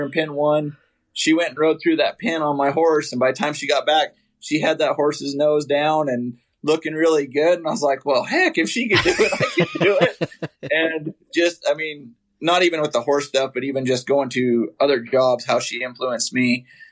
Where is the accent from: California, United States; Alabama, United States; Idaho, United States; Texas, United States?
Idaho, United States; I grew up in Idaho, actually grew up on a farm